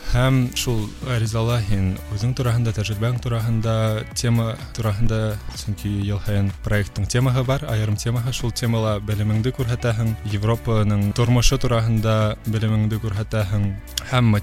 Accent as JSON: {"language": "Bashkir", "town": "Ufa", "region": "Bashkortostan", "country": "Russia", "also_born_or_lived": "Moscow, Russia", "moved": "as an adult", "lives_now": "Poland", "said": "Мин үҙем Өфөнән, Өфлә Рәми Ғарипов исемендәге гимназияны тәмамладым. шунан Мәскәүдә Мәскәү дәүләт университетында уҡыным, бакалавриата факультетында һәм әлеге ваҡытта Польшала магистратурала эшҡыуарлыҡ э, йүнәлешендә уҡыйым."}